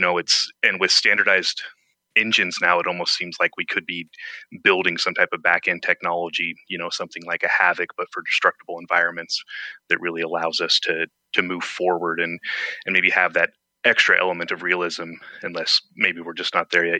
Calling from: Eugene, Oregon, United States; I'm calling from Eugene, Oregon here

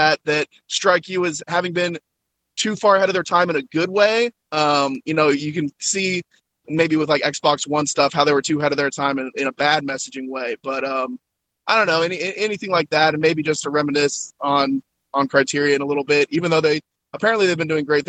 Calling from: North Carolina, United States; from North Carolina.

